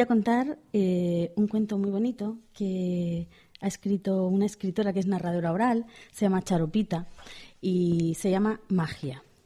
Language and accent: Spanish; Pamplona, Navarre, Spain; soy de Pamplona